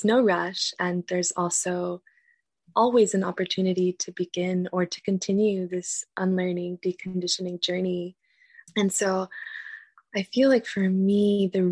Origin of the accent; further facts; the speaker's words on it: United States; growing up in the United States, after being raised with my culture, with my traditions, with my family, and being removed from that at a young age